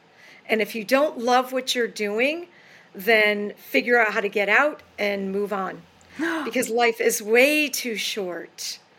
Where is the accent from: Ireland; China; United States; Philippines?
United States; New York; moved away as an adult; also born or lived in Boston, Massachusetts / Hingham, Massachusetts; So I think I'm going to move back to New York because I'm originally from New York.